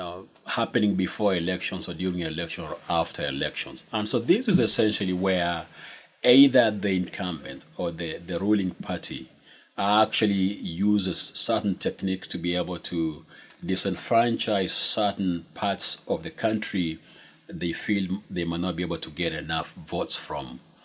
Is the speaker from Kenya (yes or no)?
yes; Kenya; born or raised there; moved away as an adult